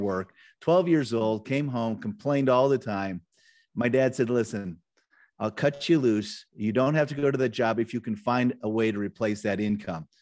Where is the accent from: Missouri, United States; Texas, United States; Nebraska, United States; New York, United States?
Nebraska, United States; I grew up in Nebraska, so I was kind of a small town Nebraska kid growing up